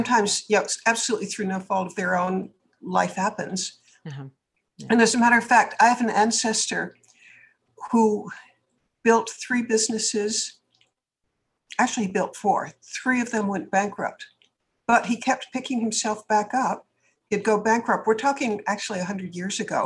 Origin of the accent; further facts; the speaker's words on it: Boston, Massachusetts, United States; moved away as an adult; now in California, United States; I'm from the East. I actually grew up in Boston. But when I moved to California, I was 28 years old